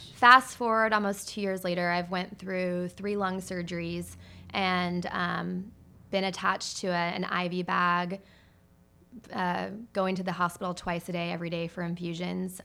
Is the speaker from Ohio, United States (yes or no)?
no; Mesa, Arizona, United States; also born or lived in Scottsdale, Arizona; Arizona is where I was born, and I grew up mainly in Mesa, Arizona